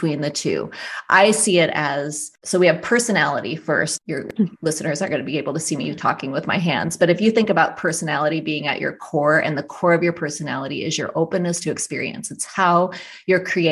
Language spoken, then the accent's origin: English; South Dakota, United States; my family had a very, very rustic cabin in the Black Hills where I grew up in South Dakota